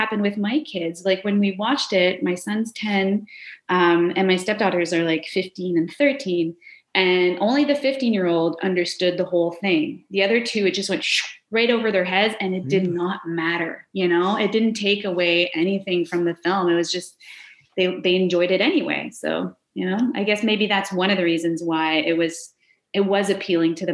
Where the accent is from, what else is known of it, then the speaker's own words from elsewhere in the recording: Kanesatake, Quebec, Canada; I was in a small village. I'm from Gunnestaugé, so I was at the local Oka video store